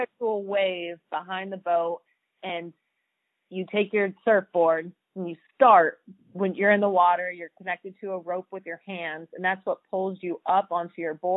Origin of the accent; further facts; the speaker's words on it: San Bernardino, California, United States; also born or lived in Indianapolis; now in Lake Havasu City, United States; growing up in Southern California by San Bernardino